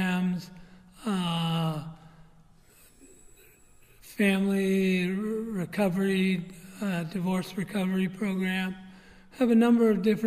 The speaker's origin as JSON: {"language": "English", "area": "San Francisco Bay Area, Marin County", "region": "California", "country": "United States", "tie": "born or raised there", "moved": "yes", "lives_now": "Glen Rock, United States", "said": "I grew up in the San Francisco Bay Area, Marin County"}